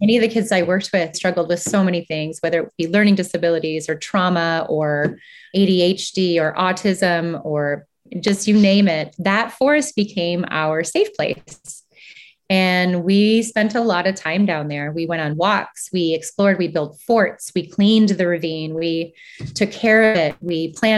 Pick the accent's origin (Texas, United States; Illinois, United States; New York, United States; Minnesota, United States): Minnesota, United States; St. Paul; we grew up in Minnesota, and we would often take long walks, whether it was in the neighborhood, in even just the neighborhood in the city of St. Paul